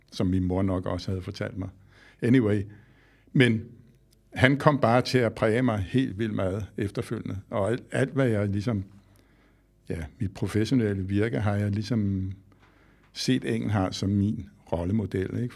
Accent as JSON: {"language": "Danish", "town": "Skovshoved", "region": "Capital Region of Denmark", "country": "Denmark", "tie": "born or raised there", "said": "jeg voksede op i Skovshoved, her nord for København i Gentofte Kommune"}